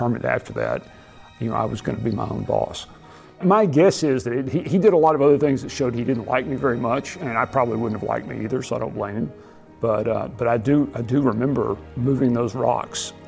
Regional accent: Abilene, Texas, United States; born or raised there

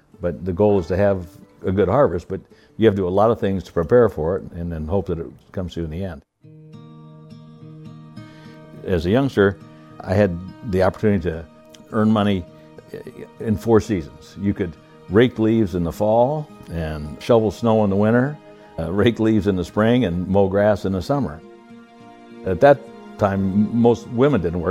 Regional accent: Iowa, United States; I was born in Iowa on a farm, the oldest of five kids. My dad worked at John Deere Waterloo Tractor Works

